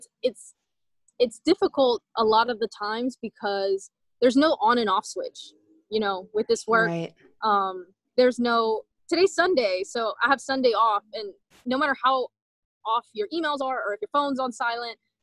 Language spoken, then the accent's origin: English; Southern Louisiana, United States; I was raised in Southern Louisiana, and I was one of the very few people from El Salvador that I knew